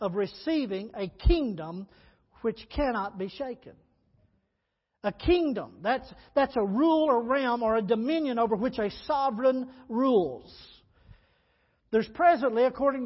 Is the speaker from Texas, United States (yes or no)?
yes; Texas, United States; growing up in Texas